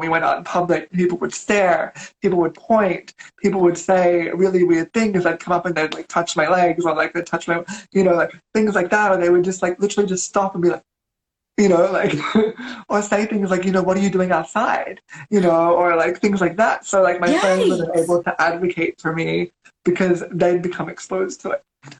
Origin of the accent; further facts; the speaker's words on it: Philippines; also born or lived in China / Korea / Thailand / Indonesia; And so I grew up in the Philippines, China. I did my college in Thailand, elementary school in Korea. And then I moved to Indonesia to work for 3 years. Then I moved here. So I've pretty much grown up in Asia my whole life.